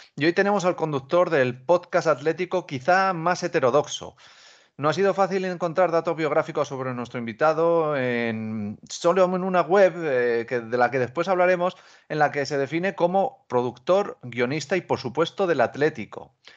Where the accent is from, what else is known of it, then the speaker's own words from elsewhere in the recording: Albacete, Castilla-La Mancha, Spain; soy de Albacete